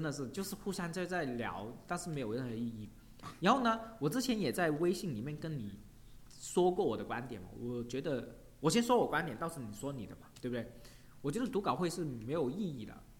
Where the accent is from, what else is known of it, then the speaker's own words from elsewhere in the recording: China; 我们中国人